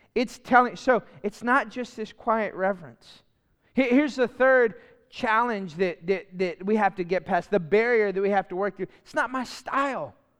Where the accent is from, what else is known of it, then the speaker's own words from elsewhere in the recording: Lafayette, Louisiana, United States; moved away; I grew up in Lafayette where, uh, U L is at, the Raging Cajuns.